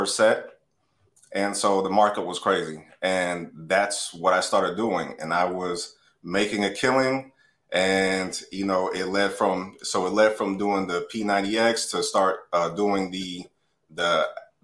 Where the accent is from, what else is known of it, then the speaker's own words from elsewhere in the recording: Atlanta, Georgia, United States; now in South Florida, United States; I grew up in Atlanta.